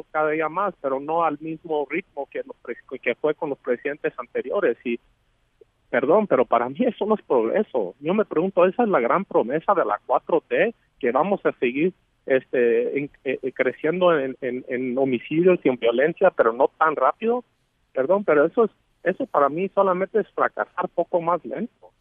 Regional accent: Mexico; nosotros como mexicanos

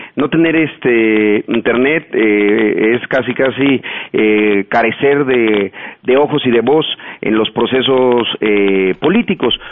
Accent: Chiapas, Mexico; yo soy de Chiapas

